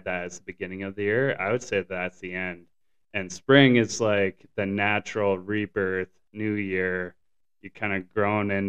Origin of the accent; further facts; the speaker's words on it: Canada; now in Southern California, United States; growing up in Canada, I actually did not experience really seasonal affective disorder, but I did experience the extremes of the season